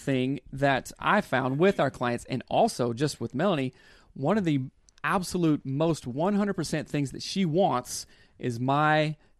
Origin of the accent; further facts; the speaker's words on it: the South, United States; Of course, I was raised in the South.